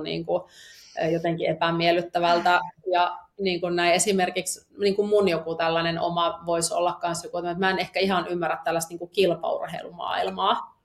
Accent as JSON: {"language": "Finnish", "region": "Eastern Finland", "country": "Finland", "tie": "born or raised there", "moved": "yes", "said": "mä oon tuolta landelta kotoisin, elänyt, jee, elänyt tuolla tota, Itä-Suomen järven rannalla lapsuuteni"}